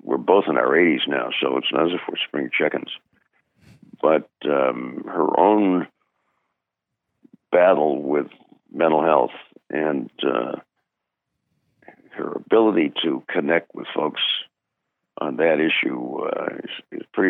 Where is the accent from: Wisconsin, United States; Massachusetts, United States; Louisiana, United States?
Massachusetts, United States; Brookline; Born in my hometown, his birthplace within a half a mile walk of our house